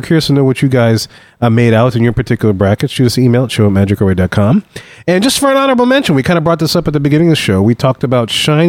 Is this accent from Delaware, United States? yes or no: no; New Orleans, Louisiana, United States; born or raised there